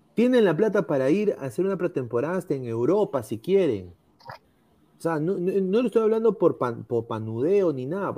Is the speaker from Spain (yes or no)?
no; Peru; yo soy peruano